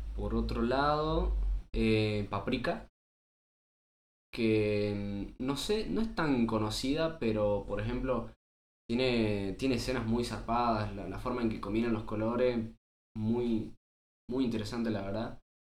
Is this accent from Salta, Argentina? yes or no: yes; Salta, Argentina; somos unos pibes de Salta